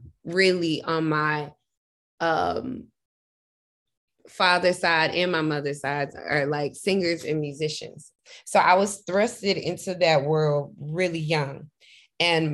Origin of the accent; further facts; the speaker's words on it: Memphis, Tennessee, United States; moved away; I loved growing up in Memphis